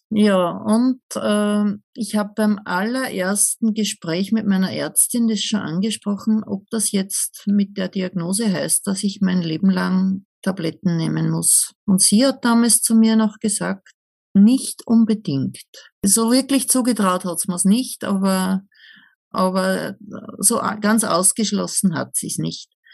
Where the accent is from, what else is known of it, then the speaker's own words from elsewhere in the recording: Upper Austria, Austria; ich komme aus Oberösterreich, aus einer Kleinstadt in der Nähe der deutschen Grenze